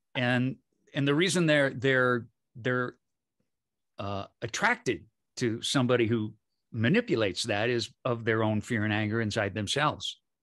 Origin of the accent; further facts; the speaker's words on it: Michigan, United States; moved away; also born or lived in San Francisco / Berkeley; I grew up in Michigan, and then I lived in San Francisco and Berkeley